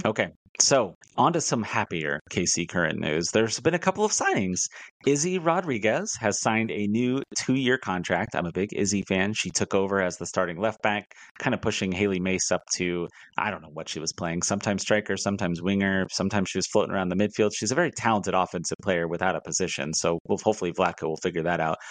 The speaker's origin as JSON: {"language": "English", "town": "Sedalia", "region": "Missouri", "country": "United States", "lives_now": "Kansas City, United States", "said": "I'm not from Kansas City. I'm from Sedalia"}